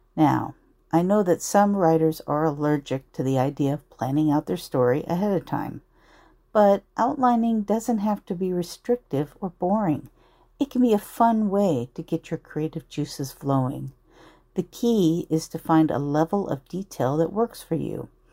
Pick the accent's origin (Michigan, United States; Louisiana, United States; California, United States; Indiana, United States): California, United States; Anaheim; my hometown of Anaheim